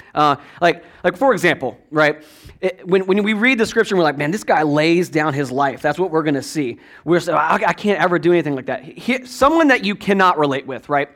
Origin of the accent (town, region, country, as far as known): Virginia, United States; born or raised there; moved away